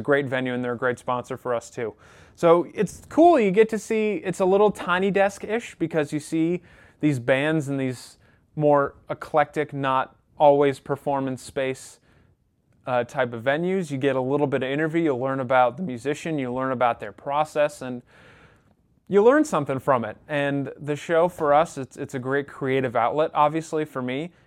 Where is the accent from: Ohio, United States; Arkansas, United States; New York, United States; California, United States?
New York, United States; Rochester; I'm actually from Rochester, New York